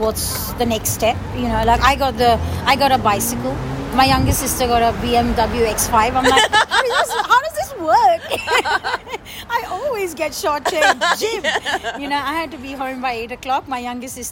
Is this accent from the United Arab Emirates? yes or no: yes; Dubai, United Arab Emirates; moved away as an adult; now in Australia; I'm from Dubai, I don't need to stay here. I go back home